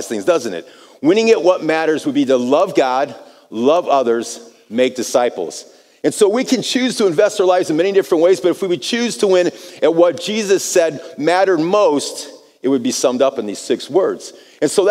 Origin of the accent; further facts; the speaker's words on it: United States; moved away as an adult; now in Brazil; I'm from America. We speak English